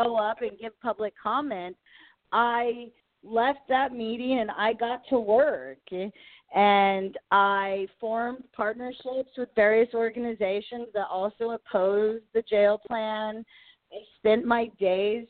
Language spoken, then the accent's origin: English; Kansas, United States; I was involved in a campaign here in my hometown around the beginning of the year.